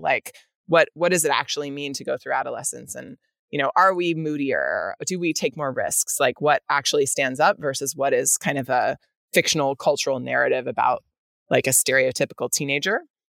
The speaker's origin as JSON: {"language": "English", "region": "Northern California", "country": "United States", "tie": "born or raised there", "said": "even though I grew up in Northern California"}